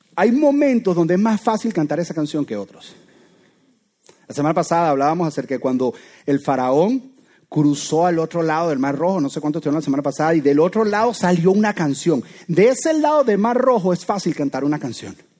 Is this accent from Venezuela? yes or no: yes; Venezuela; soy venezolano